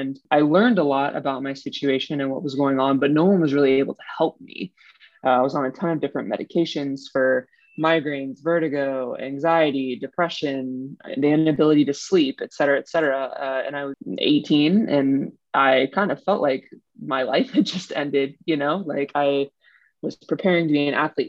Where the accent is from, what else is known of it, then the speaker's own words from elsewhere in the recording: Northern Virginia, United States; moved away as an adult; also born or lived in San Francisco Bay Area; I'm originally from the East Coast of the U.S. I grew up in Northern Virginia